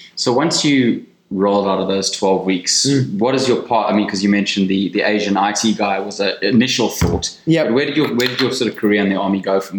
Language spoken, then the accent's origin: English; South Africa; as a South African